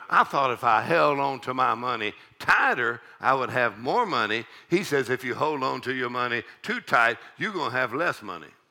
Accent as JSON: {"language": "English", "region": "South Texas", "country": "United States", "tie": "born or raised there", "said": "I grew up in South Texas, and it's a little town of uh, 3,000 people"}